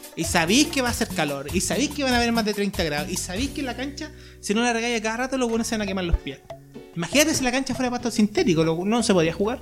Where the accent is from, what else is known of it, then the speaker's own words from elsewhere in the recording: Chile; nosotros, no sé, como chilenos, como latinos